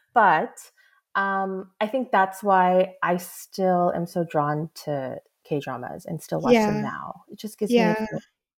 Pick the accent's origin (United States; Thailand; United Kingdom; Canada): United States; I'm Korean-American.